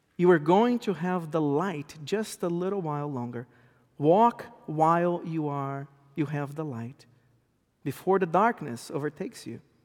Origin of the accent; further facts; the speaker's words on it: Brazil; English is a second language; moved away as an adult; now in United States; I was born and raised in South America, Brazil. I came to this country about fifteen, sixteen years ago with my wife that is also Brazilian. At home, we speak Eng, we speak Portuguese to our, to our kids.